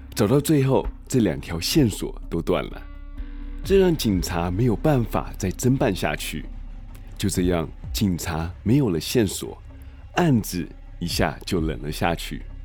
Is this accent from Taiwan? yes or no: yes; Taiwan; moved away; also born or lived in United States; 其实我小时候在台湾